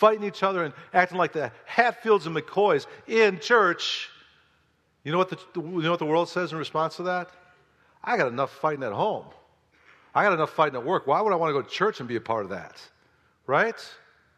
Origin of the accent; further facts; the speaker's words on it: Oak Park, Illinois, United States; my house that I grew up in Oak Park, Illinois